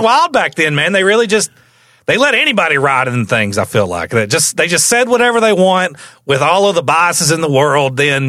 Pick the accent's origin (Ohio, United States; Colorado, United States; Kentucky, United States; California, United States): Kentucky, United States; Somerset; born there; I was born in Somerset, Kentucky.